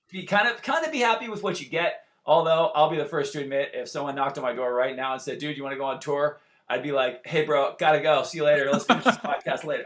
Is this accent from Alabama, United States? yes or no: no; Santa Barbara, California, United States; moved away as an adult; now in Los Angeles, United States; I'm from originally from Santa Barbara, California. I live in LA.